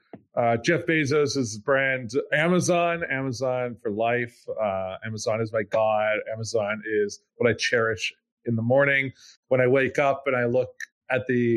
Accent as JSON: {"language": "English", "country": "Canada", "also_born_or_lived": "Ontario", "said": "I'm from Canada."}